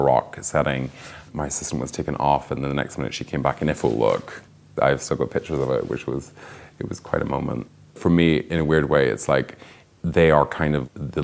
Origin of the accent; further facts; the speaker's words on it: Northern Ireland, United Kingdom; I grew up in Northern Ireland